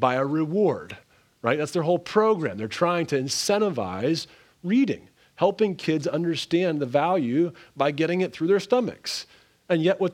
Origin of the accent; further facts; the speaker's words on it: Canada; moved away; where I grew up in Canada